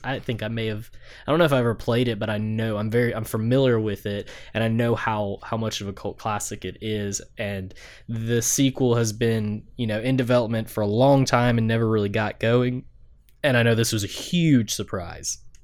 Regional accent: the South, United States; Drew and I grew up in the South.

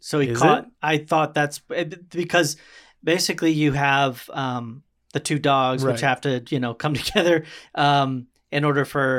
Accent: Baltimore, Maryland, United States; born there; also born or lived in Nebraska; I lived in Nebraska, dude. And I mean, it's a very different world. Like when we moved from, I was born in Baltimore.

